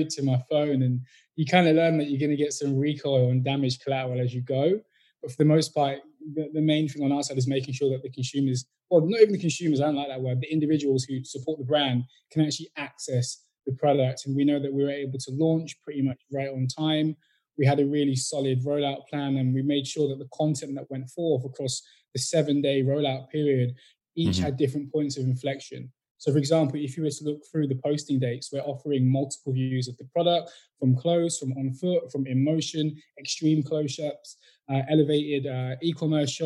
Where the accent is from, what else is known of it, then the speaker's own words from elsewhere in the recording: Northampton, East Midlands, United Kingdom; also born or lived in Brixton, London; I was born in Brixton, moved out quite a young age, and I grew up in Northampton, which is like the heart of the Midlands.